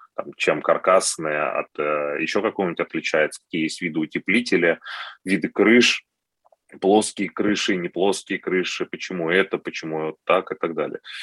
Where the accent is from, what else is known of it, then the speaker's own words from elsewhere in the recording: Moscow, Russia; я москвич